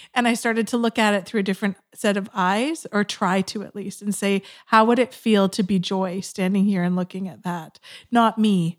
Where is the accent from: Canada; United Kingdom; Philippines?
Canada; West Coast of Canada; also born or lived in Georgia, United States; I was from the West Coast of Canada